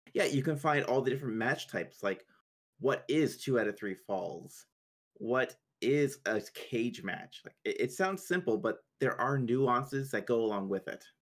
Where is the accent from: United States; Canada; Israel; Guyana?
Canada; I'm Canadian